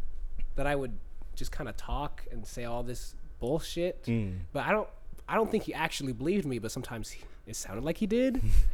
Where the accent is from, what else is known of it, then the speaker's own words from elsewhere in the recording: Houston, Texas, United States; because we're all in Texas now.